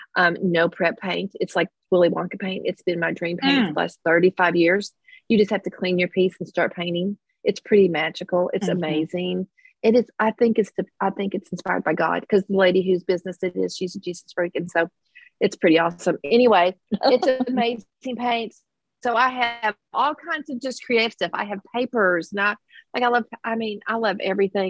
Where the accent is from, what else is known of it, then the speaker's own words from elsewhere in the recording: Kentucky mountains, United States; accent: twang; now in Versailles, United States; I'm not originally from Versailles, so I have a little bit of a twang. I'm a mountain girl.